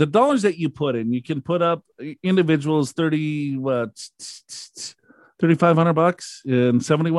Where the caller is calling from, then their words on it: Abilene, Texas, United States; from Abilene.